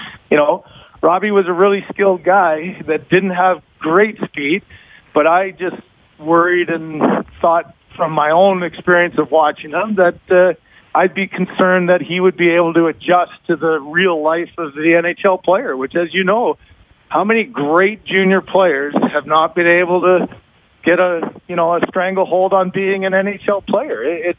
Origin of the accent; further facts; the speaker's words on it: London, Ontario, Canada; London, Ontario.